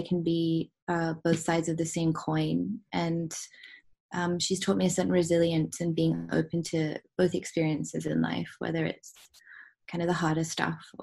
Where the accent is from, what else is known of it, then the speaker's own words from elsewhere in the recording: Hong Kong; growing up in Hong Kong